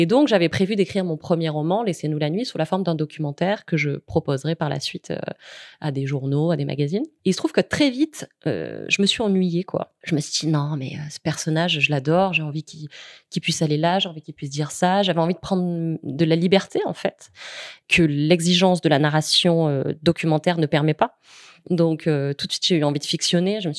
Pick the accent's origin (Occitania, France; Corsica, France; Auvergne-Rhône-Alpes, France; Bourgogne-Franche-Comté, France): Occitania, France; Nîmes; also born or lived in Paris; Moi, je suis née à Nîmes, donc j'ai vécu après dans une maison à Nîmes qui s'appelle la Cigalière